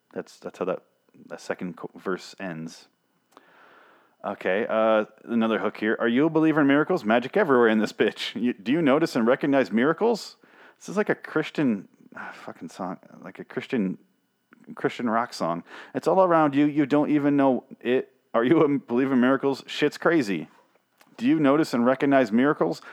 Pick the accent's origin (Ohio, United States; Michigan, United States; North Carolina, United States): Michigan, United States; I grew up in Michigan